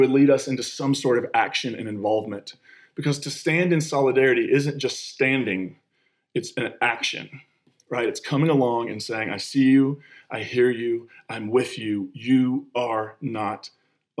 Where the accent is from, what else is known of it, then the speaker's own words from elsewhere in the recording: United States; moved away; I grew up on the Kentucky-West Virginia line. I identify both Kentucky and West Virginia